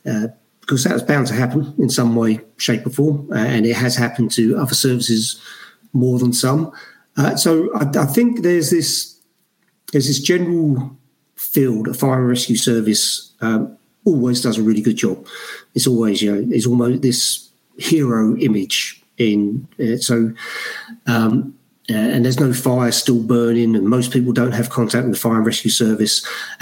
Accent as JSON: {"language": "English", "town": "Brixton", "region": "London", "country": "United Kingdom", "tie": "born or raised there", "said": "We talked about the police a lot growing up in Brixton in the 80s and things like that, never talked about a fire service."}